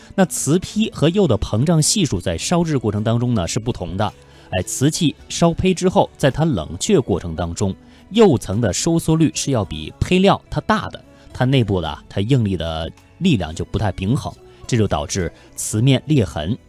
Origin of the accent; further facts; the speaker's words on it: China; 我们中国人